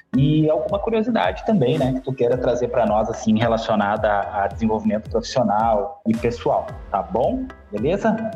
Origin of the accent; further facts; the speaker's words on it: Porto Alegre, Rio Grande do Sul, Brazil; Eu sou da cidade de Porto Alegre, aqui no Rio Grande do Sul